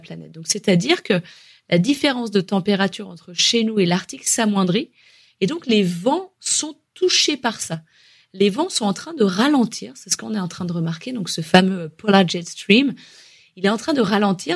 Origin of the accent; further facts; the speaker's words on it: France; chez nous, en France